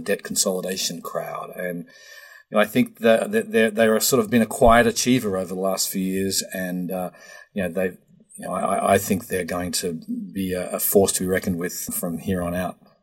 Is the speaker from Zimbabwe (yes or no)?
no; Australia; now in United States; Australia is number four, my home country